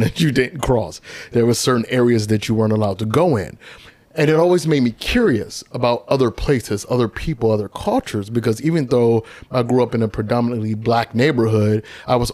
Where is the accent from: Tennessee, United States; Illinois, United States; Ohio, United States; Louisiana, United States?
Ohio, United States; Cleveland; moved away as an adult; also born or lived in Austin, Texas / Okinawa; I grew up in Cleveland, Ohio, but I call it Texas home